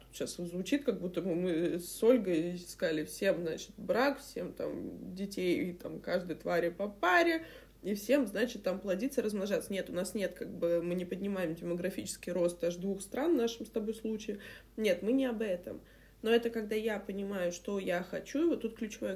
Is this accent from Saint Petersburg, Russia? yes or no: yes; Saint Petersburg, Russia; я ещё из Петербурга, знаешь, у нас эти, м, парадные булки хлеба, там, я не знаю, эти дв-, дворы колодцы